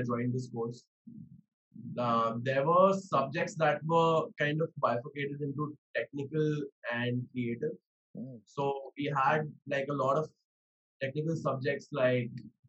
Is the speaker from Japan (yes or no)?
no; Mumbai, Maharashtra, India; also born or lived in New York; I come from Bombay.